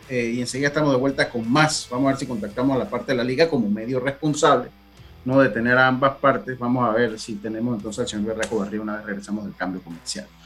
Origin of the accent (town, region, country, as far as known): Los Santos, Panama; born or raised there